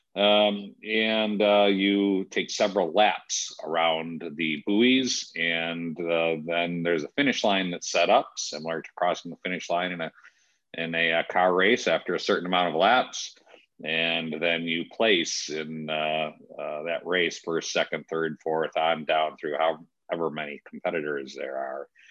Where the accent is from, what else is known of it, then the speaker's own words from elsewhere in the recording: West Michigan, United States; Sailing uh, in our family, uh, growing up in West Michigan